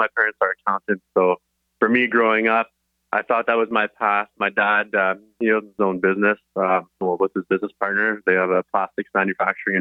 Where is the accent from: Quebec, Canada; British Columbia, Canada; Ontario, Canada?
British Columbia, Canada; Surrey; Born and raised in Surrey